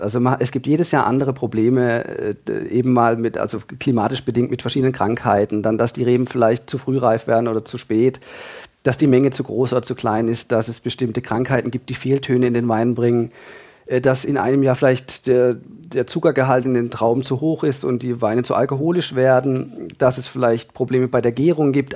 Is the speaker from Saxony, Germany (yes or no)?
no; Freiburg, Baden-Württemberg, Germany; Ich komme aus Freiburg in Süddeutschland